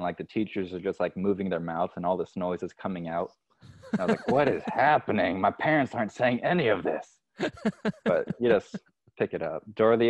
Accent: Dominican Republic; moved away as an adult; also born or lived in Indiana; now in United States; Then when I was 1 year old, I moved to the Dominican Republic. My parents are missionaries. They still live there.

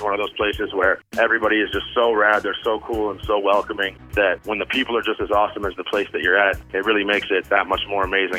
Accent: Vancouver, British Columbia, Canada; I'm originally from Vancouver, BC, Canada

